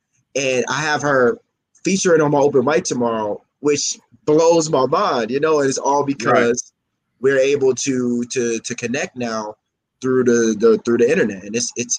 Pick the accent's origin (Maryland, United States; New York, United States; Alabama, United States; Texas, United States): Maryland, United States; Baltimore; moved away as an adult; also born or lived in Georgia / Louisiana; now in Hawaii, United States; My mom was just in Georgia when she had me. I was raised in Louisiana until I was 8. And I moved to Baltimore when I was 8. And I lived there until I moved to Hawaii when I was 24.